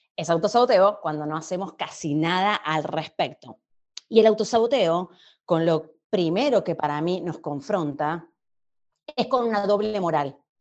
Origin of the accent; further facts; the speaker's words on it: Argentina; Yo soy argentina, viviendo en Argentina.